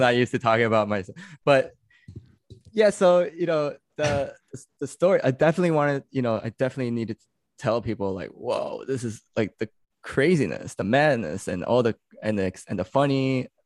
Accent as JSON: {"language": "English", "town": "New York City", "region": "New York", "country": "United States", "tie": "born or raised there", "also_born_or_lived": "California", "said": "I'm born and raised in New York, uh, New York City"}